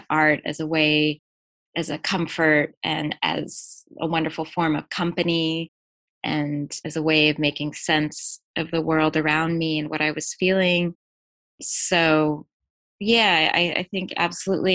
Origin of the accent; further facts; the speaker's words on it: La Jolla, California, United States; also born or lived in New York City; I was born in New York City, and yes, my family moved to La Jolla, California when I was one